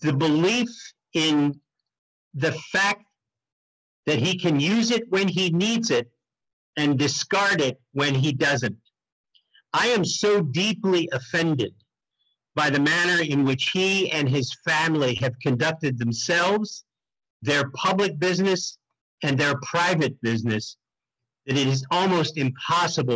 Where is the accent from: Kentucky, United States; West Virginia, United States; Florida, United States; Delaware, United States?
Delaware, United States; Wilmington; I was born and raised in Wilmington, Delaware